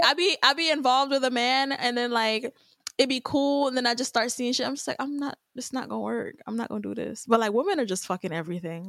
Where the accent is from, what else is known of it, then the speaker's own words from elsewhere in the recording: Jamaica; Jamaican at the end of the day, I am Jamaican.